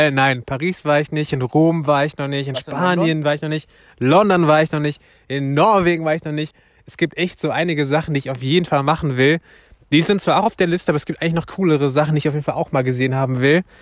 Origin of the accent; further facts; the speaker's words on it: Turkey; now in Germany; Ich bin Türke, ne? Also eigentlich fahre ich jedes Jahr in die Türkei